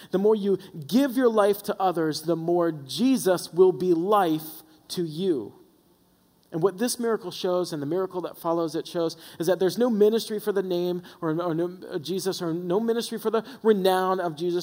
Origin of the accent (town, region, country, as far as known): the South, United States; born or raised there